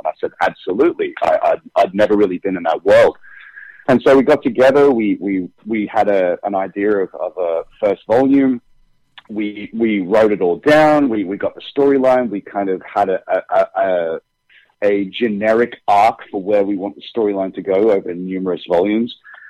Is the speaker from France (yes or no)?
no; United Kingdom; now in United States; On Days of Our Lives, I'm British, so it's not much of a change for me. But when I first came over to America, I think for 3 months straight, I just started speaking with an American accent.